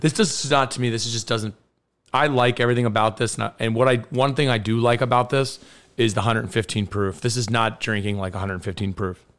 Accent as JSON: {"language": "English", "region": "Kentucky", "country": "United States", "said": "I'm from Kentucky."}